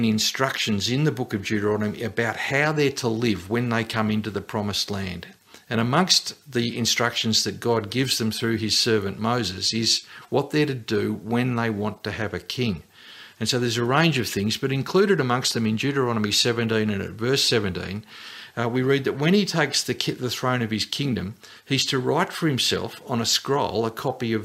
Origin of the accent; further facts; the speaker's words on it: Australia; as an Australian